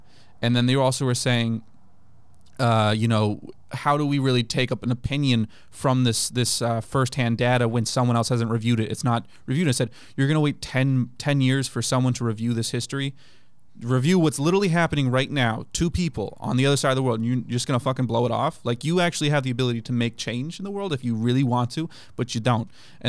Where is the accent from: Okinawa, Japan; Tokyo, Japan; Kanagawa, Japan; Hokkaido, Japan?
Okinawa, Japan; also born or lived in Kenya / Germany / Turkey / United States; So I grew up in Japan, in Okinawa. We had a tour in Kenya for 2 years, we did 2 years in Germany, 3 in Turkey